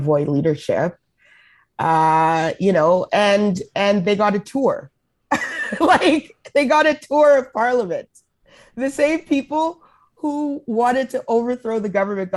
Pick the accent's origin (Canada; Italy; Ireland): Canada; Edmonton, Alberta; moved away as an adult; also born or lived in Calgary; now in Ottawa, Canada; I grew up in Edmonton